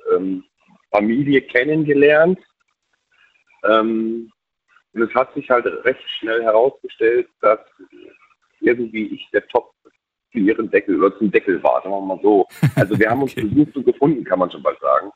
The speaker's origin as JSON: {"language": "German", "town": "Bautzen", "region": "Saxony", "country": "Germany", "tie": "born or raised there", "moved": "yes", "said": "ich bin gebürtig, komme ich aus dem Osten, ähm, aus der tiefsten DDR"}